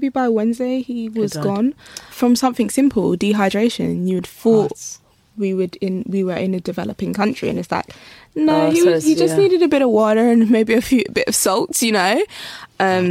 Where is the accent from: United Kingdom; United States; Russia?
United Kingdom; London; I grew up in Southwest London, Clapham.